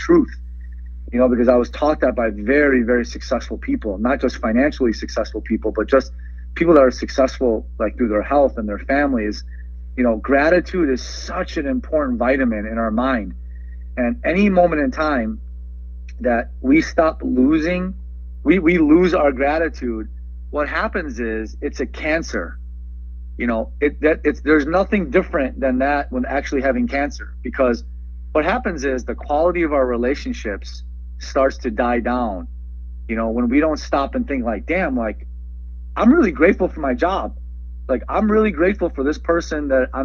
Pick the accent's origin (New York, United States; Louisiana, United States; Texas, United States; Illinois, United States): Illinois, United States; Chicago; English is a second language; also born or lived in Iran / San Francisco / Skokie / Wilmette; They came to Chicago